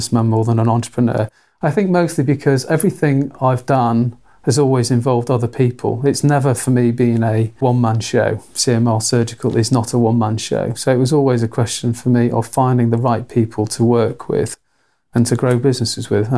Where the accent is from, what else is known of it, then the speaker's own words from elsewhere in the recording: Manchester, North West England, United Kingdom; moved away as an adult; now in Cambridge, United Kingdom; I'm Mancunian from the north of England